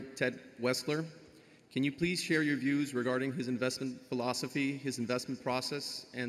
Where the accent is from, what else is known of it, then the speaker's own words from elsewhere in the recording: Caracas, Capital District, Venezuela; moved away; I'm originally from Caracas, Venezuela